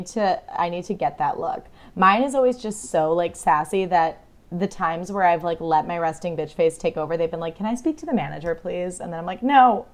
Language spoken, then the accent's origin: English; United States; as an American